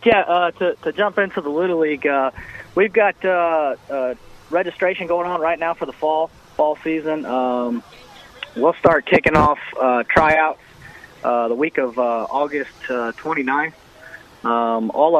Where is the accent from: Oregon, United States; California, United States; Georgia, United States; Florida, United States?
Florida, United States; West Orange; now in Apopka, United States; I'm actually from West Orange. That's where I went to school at. I was there in the late 90s